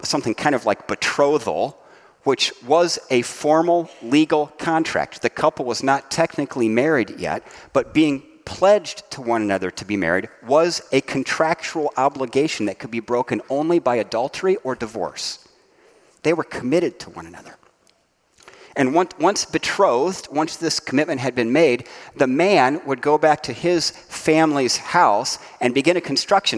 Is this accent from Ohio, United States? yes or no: yes; Dayton, Ohio, United States; my hometown, Dayton, Ohio